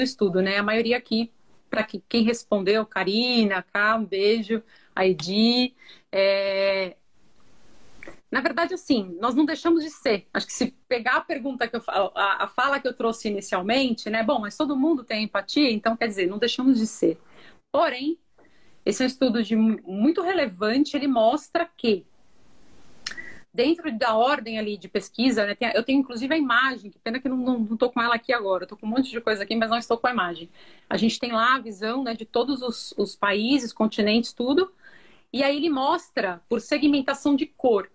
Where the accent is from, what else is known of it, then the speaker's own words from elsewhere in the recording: Brazil; Somos brasileiros